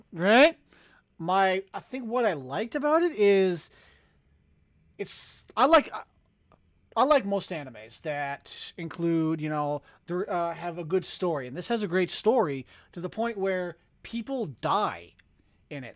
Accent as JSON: {"language": "English", "country": "United States", "said": "I'm American"}